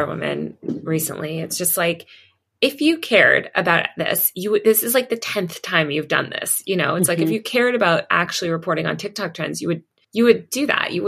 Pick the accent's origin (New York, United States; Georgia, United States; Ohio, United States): New York, United States; I'm from New York